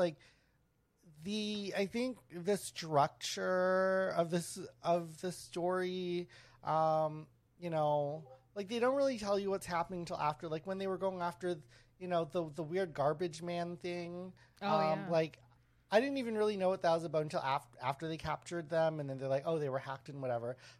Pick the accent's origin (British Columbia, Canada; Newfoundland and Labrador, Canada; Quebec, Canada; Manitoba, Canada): Manitoba, Canada; Winnipeg; I grew up around Filipinos in Winnipeg